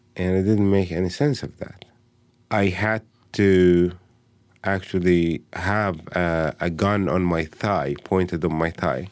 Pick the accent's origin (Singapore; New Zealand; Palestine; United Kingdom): Palestine; Bethlehem, West Bank; I, uh, was born and raised in Bethlehem